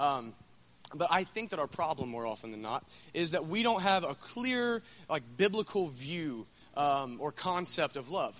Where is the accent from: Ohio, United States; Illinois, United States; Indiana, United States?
Ohio, United States; Scioto County; I'm from Scioto County